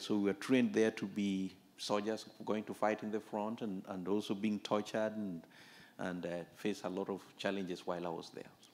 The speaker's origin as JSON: {"language": "English", "country": "Kenya", "tie": "born or raised there", "said": "I was born in Kenya, just the border between Kenya and Uganda."}